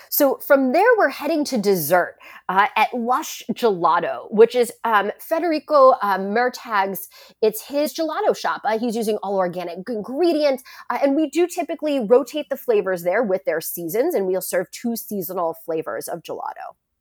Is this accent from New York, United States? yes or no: no; San Francisco, California, United States; also born or lived in Shanghai / Paris; my hometown in San Francisco